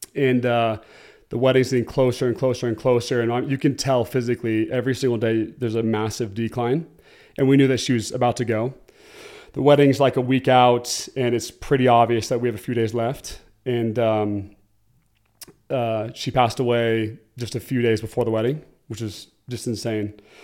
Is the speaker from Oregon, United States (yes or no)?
yes; Oregon, United States; moved away as an adult; now in Utah, United States; I'm originally from Oregon and, uh, came to Utah to play football at B Y U.